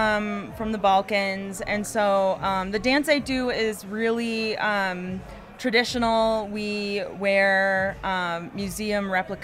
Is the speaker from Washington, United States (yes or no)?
yes; Seattle, Washington, United States; now in Berkeley, United States; I'm from Seattle, Washington area, but I live in Berkeley, California.